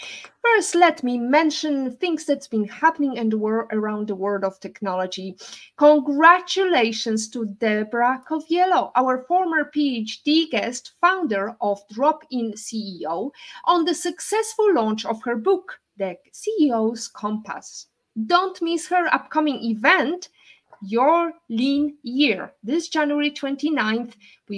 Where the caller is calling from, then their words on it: Turks & Caicos Islands; English is a second language; I'm sure it's not as warm as here in Grand Terre, where I'm calling from in TCI, beautiful by nature.